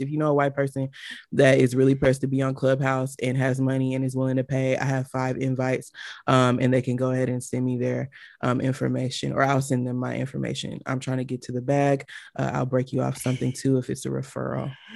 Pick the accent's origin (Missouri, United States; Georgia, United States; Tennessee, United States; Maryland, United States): Georgia, United States; Atlanta; I'm from Atlanta